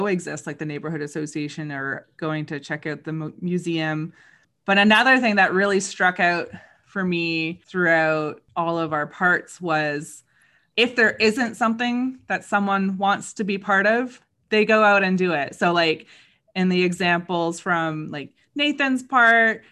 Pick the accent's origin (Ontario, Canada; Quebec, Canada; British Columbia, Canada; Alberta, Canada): Ontario, Canada; Hamilton; moved away; I grew up in Hamilton